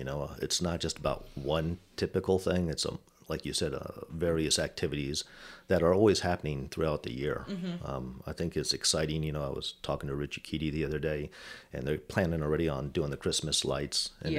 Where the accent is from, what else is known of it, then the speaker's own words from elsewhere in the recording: Baltimore, Maryland, United States; also born or lived in Germany; So I grew up basically in the East Coast area, Baltimore, Maryland area. I was actually born in Germany. My parents immigrated here, and my dad did 26 years active duty Army.